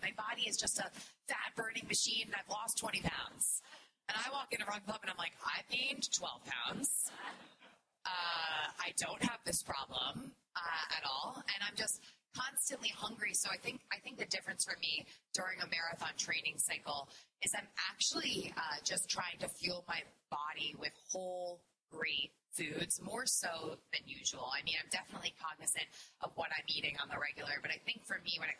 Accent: New York City, New York, United States; I'm a New Yorker around the corner.

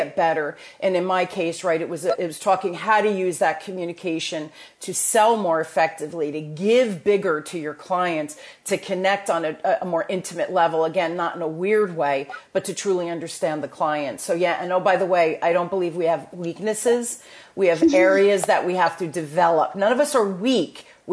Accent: New Jersey, United States; accent: Jersey; my Jersey accent

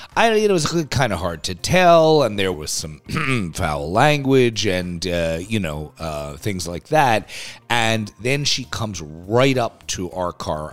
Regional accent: New York City, New York, United States; I'm a New Yorker

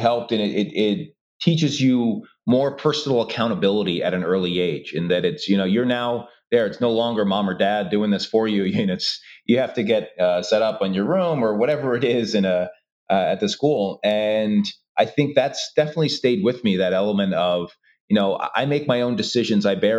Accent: Brooklyn, New York, United States; I think it was great. Brooklyn was a fantastic time. My parents bought a house there in the 70s and still live in that same home today.

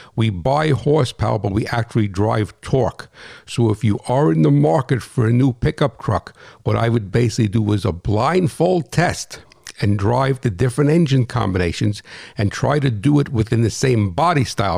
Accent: United States; I'm American.

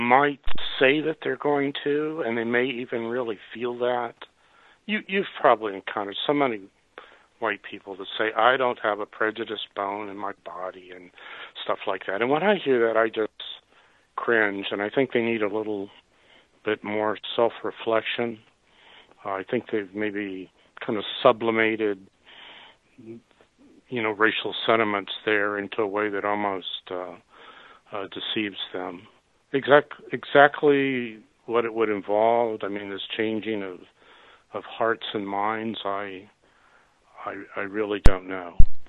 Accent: Raceland, Louisiana, United States; born there; I was born in Raceland, Louisiana.

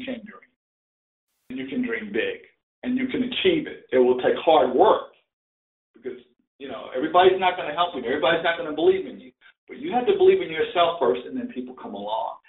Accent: Quincy, Florida, United States; now in Kansas City, United States; I grew up in that area, and it's a nice art center in my hometown, Quincy, now

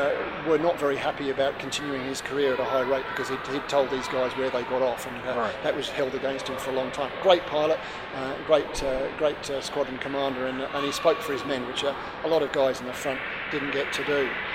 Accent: Australia; Speaking personally, I'm an Australian citizen, always been Australian, but people always think I'm a Pom because of the funny accent. And I do resent it when someone thinks I'm British, because that's not who I am.

